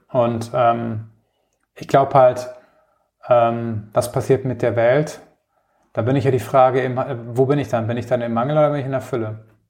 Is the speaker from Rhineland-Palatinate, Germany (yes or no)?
yes; Rhineland-Palatinate, Germany; moved away as an adult; now in Munich, Germany; Ich komme aus, ursprünglich aus der Pfalz und wohne jetzt seit knapp 15 Jahren in München